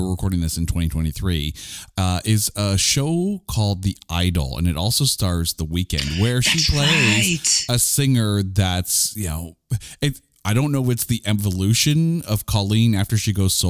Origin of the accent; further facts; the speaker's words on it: Ottawa, Ontario, Canada; now in Winnipeg, Canada; growing up in Ottawa, we had the Bytown and the Mayfair